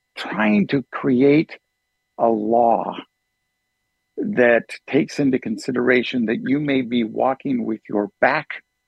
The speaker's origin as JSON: {"language": "English", "town": "Oregon City", "region": "Oregon", "country": "United States", "tie": "born or raised there", "said": "born and raised around Oregon City area"}